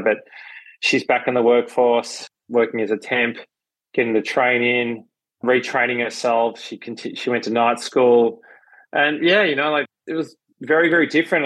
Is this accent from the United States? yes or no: no; Melbourne, Victoria, Australia; I grew up in Melbourne, Australia.